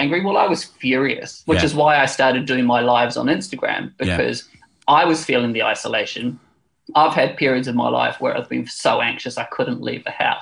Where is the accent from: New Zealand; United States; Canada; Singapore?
New Zealand; now in London, United Kingdom; I'm a Kiwi abroad